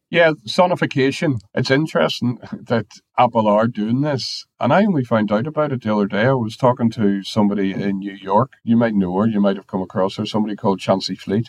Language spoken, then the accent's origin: English; Ireland; I'm Irish